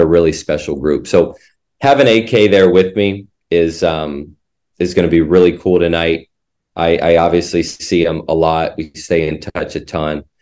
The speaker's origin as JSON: {"language": "English", "region": "Indiana", "country": "United States", "tie": "born or raised there", "also_born_or_lived": "Mississippi", "moved": "as an adult", "said": "I grew up in Indiana."}